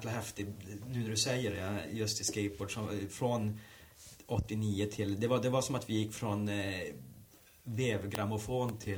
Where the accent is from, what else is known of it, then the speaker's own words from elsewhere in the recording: Norrbotten County, Sweden; moved away; det var bara i stort sett att ringa och säga hej, jag är en kille från Norrbotten, eh, jag skulle vilja jobba, kom ner.